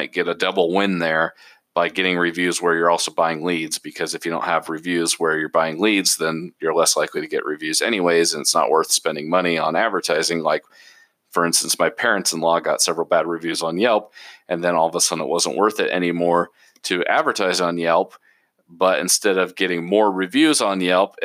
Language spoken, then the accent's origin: English; Portland, Oregon, United States; moved away; I'm originally from Portland, Oregon.